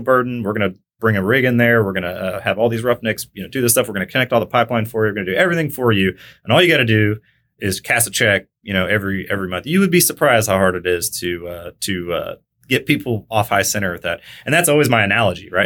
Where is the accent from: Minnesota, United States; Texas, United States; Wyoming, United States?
Texas, United States; McKinney; also born or lived in Kansas; originally from Kansas, grew up in North Dallas, which wasn't really North Dallas back then, it was McKinney. Uh, Texas